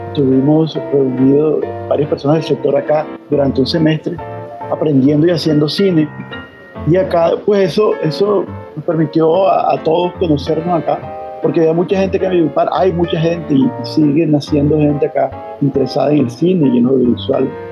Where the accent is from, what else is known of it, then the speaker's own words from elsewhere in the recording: Valledupar, Cesar, Colombia; moved away; also born or lived in Barranquilla / Bogotá; yo soy de Valledupar, eh, aunque soy, me considero hijo adoptivo de Barranquilla.